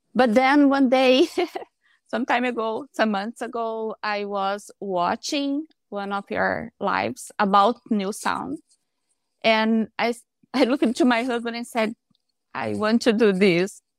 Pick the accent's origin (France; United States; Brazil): Brazil; English is a second language; moved away as an adult; now in Canada; I am from Brazil, but I'm living in Canada with my husband